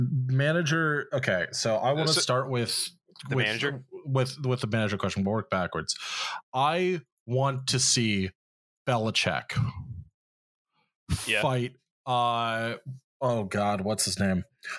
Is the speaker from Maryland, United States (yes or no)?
no; Central Pennsylvania, United States; now in Philadelphia, United States; I'm from Central Pennsylvania.